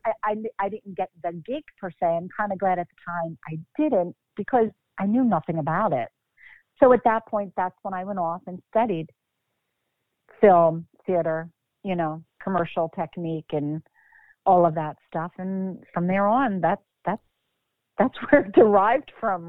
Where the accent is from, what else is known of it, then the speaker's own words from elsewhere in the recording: Bucks County, Pennsylvania, United States; moved away as an adult; also born or lived in Philadelphia, Pennsylvania; now in Mount Holly, United States; born born and raised in Philadelphia, moved to Bucks County when I was about six or seven